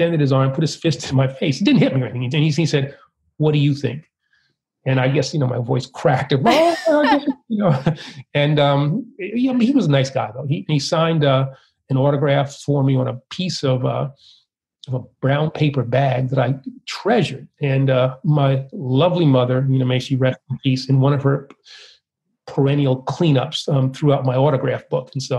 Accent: New York City, New York, United States; also born or lived in Queens, New York; I was born in the Bronx, moved shortly after birth to Harlem, 147th Street and 8th Avenue, went to high school in Manhattan

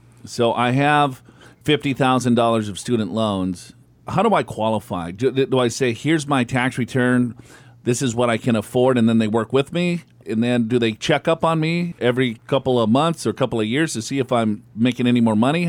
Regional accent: Minneapolis, Minnesota, United States; Yeah, I'm from Minneapolis myself.

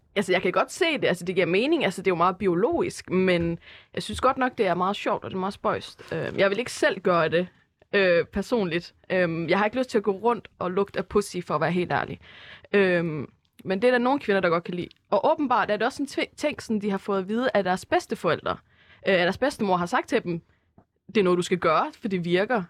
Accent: Herning, Central Denmark Region, Denmark; now in Aarhus, Denmark; Så jeg er fra Aarhus af, eller rent faktisk også fra Herning af

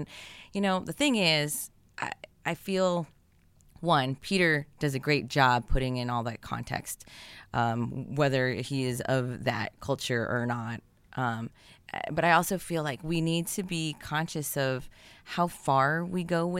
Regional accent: Philippines; dude, I'm Filipino. You should ask me.

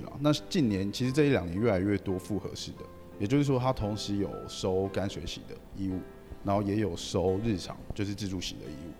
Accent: Taiwan; 因为我们台湾人其实旅游不，不喜欢用A P P

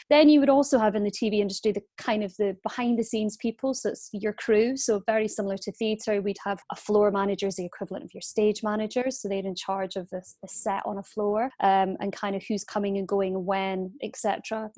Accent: Aberdeen, Scotland, United Kingdom; moved away; Aberdeen where I was from

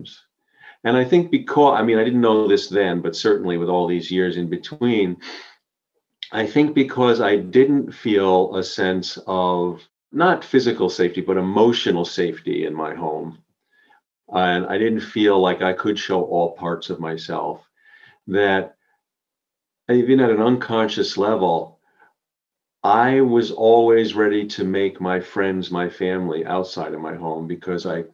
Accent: Long Island, outside New York City, United States; I grew up on Long Island outside of New York City

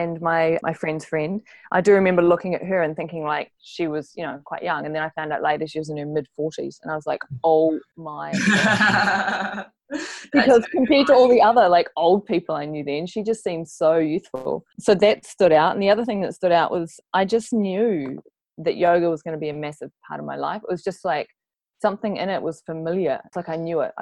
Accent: Dunedin, Otago, New Zealand; I'm a Kiwi, and I grew up mostly in Dunedin, down in the South Island

